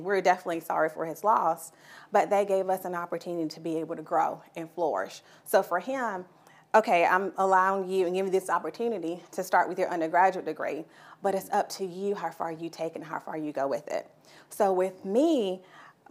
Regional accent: Sumter, South Carolina, United States; born and raised in Sumter

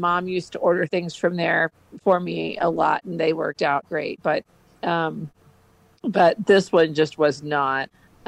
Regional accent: Iowa, United States; now in Topeka, United States; No, I came from Iowa, but I'm in Topeka.

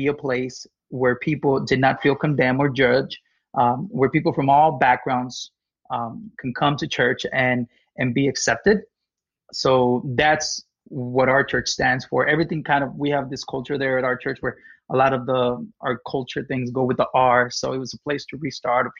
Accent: Mexico; moved away as an adult; now in United States; I was born and raised in Mexico till I was 18.

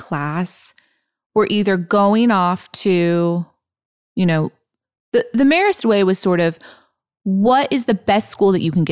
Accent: Eugene, Oregon, United States; moved away as an adult; also born or lived in Nashville, Tennessee; I grew up in Eugene, Oregon

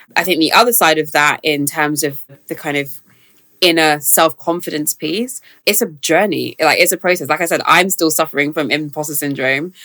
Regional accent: London, United Kingdom; growing up in South London

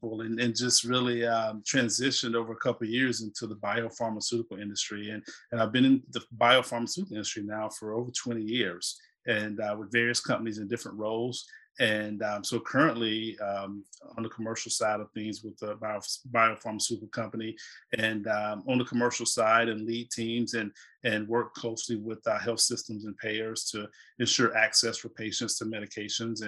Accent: South Carolina, United States; moved away as an adult; also born or lived in Atlanta; now in North Carolina, United States; I live in North Carolina and originally from the Carolinas, born and raised in South Carolina

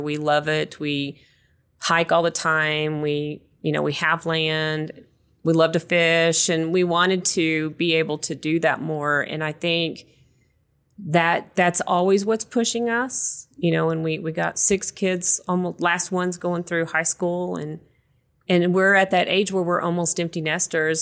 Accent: West Texas, United States; moved away; I grew up in West Texas, so it's very dry too

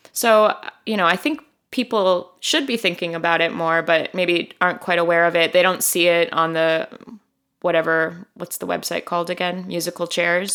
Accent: Chicago, Illinois, United States; moved away as an adult; also born or lived in Miami; I grew up in Hyde Park.

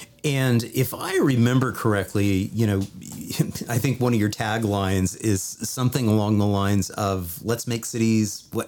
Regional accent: California, United States; also born or lived in Los Angeles, United States; So I was born in the Los Angeles area, and I'm actually a fourth generation Los Angelino. But I actually grew up as a kid in Northern California in a little ranch in a small, at the time, ranching community just off of I-80

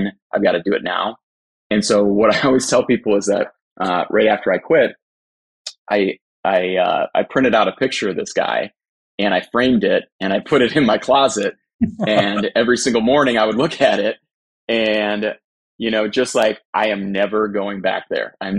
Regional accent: Cleveland, Ohio, United States; I'm from Cleveland, Ohio.

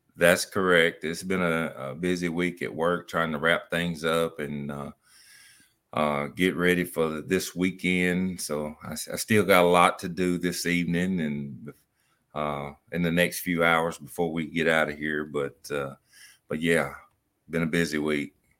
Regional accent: United States; as a kid growing up in Lincoln County

